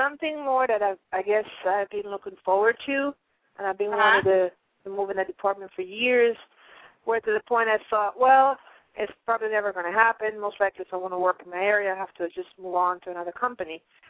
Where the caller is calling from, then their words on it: Pennsylvania, United States; I'm calling from Pennsylvania.